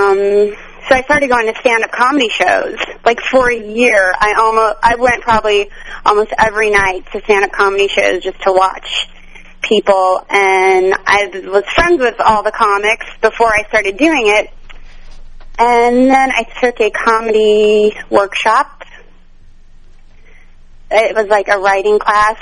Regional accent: Pueblo, Colorado, United States; also born or lived in New York; now in Los Angeles, United States; I grew up in Pueblo, Colorado

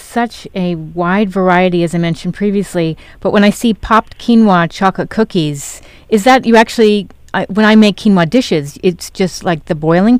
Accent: New York, United States; as a kid growing up in New York

